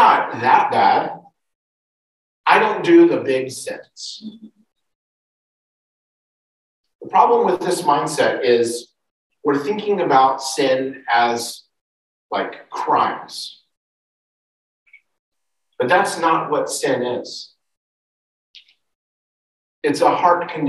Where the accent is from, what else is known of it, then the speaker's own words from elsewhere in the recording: United States; moved away; in the United States, my home country